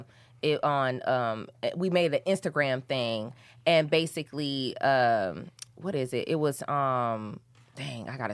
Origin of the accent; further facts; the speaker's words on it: Flint, Michigan, United States; I'm from Flint, Michigan